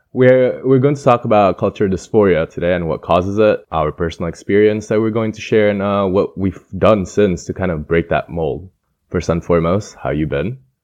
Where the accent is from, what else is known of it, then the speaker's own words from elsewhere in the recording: East Lansing, Michigan, United States; accent: Midwestern American; moved away; I have pretty much a Midwestern American accent because I'm from Midwestern Michigan